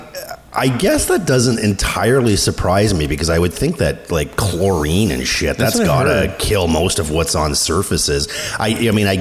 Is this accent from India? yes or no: no; Toronto, Ontario, Canada; when I was growing up in Toronto